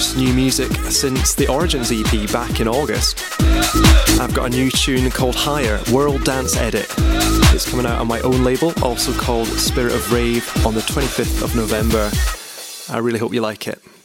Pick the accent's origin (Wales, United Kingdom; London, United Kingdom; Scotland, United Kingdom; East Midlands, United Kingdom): Scotland, United Kingdom; now in York, United Kingdom; I'm a Scottish producer and DJ now living in York in the UK.